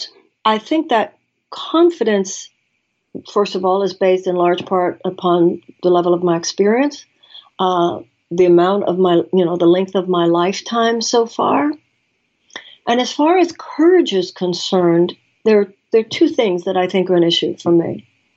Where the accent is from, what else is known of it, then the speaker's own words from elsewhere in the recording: United States; as an American woman